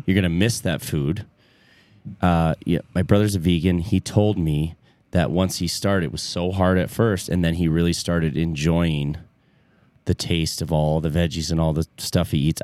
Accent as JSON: {"language": "English", "area": "between Flint and Detroit", "region": "Michigan", "country": "United States", "tie": "born or raised there", "said": "I grew up in between Flint and Detroit, and I grew up in a white suburb"}